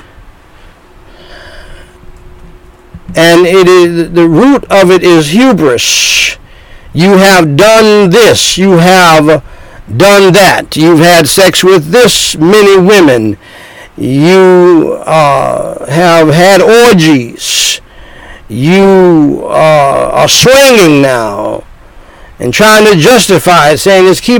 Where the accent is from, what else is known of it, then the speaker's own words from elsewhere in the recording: North Carolina, United States; moved away; my home state, one of my home states, North Kakalaki, in the South